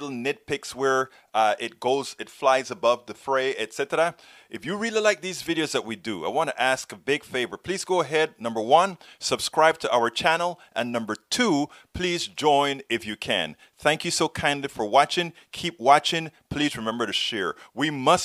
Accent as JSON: {"language": "English", "country": "Panama", "tie": "born or raised there", "moved": "yes", "lives_now": "United States", "said": "when I was growing up in Panama"}